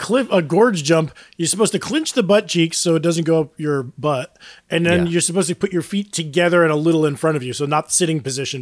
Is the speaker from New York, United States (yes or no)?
yes; Palenville, upstate New York, United States; moved away; Palinville, like in my hometown area?